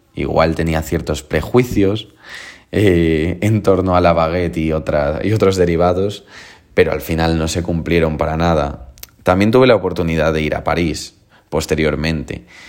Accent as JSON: {"language": "Spanish", "region": "Galicia", "country": "Spain", "said": "el lugar de donde yo soy, que es Galicia"}